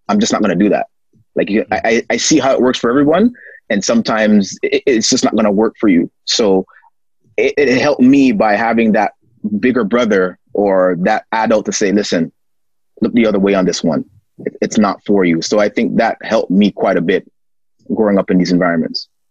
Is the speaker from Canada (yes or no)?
yes; Toronto, Ontario, Canada; born and raised in Toronto